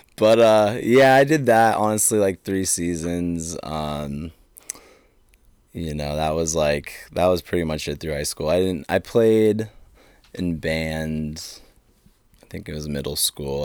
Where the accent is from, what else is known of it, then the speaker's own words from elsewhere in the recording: Saco, Maine, United States; also born or lived in Athens, Georgia; I'm from Saco. Saco, Maine